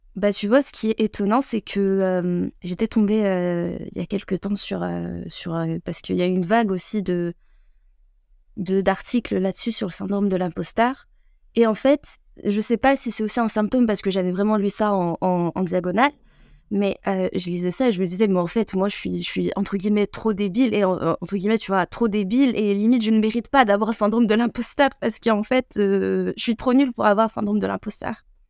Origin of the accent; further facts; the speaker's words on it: France; also born or lived in Algeria (ancestry); je suis française